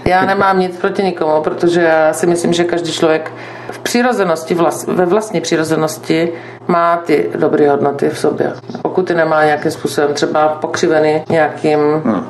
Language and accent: Czech; Brno, South Moravian Region, Czechia; v Brně eh, jsem se narodila, vystudovala, žiju, mám, mám zde rodinu